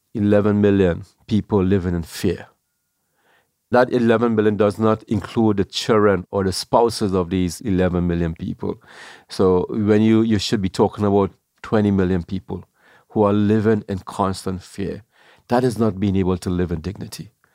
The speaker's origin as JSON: {"language": "English", "country": "Trinidad & Tobago", "tie": "born or raised there", "also_born_or_lived": "New York", "moved": "as an adult", "lives_now": "New Jersey, United States", "said": "I was born in Trinidad."}